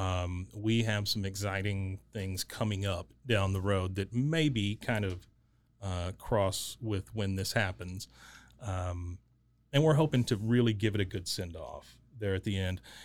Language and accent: English; Waco, Texas, United States; growing up in Waco, um, I left for a little while and then came back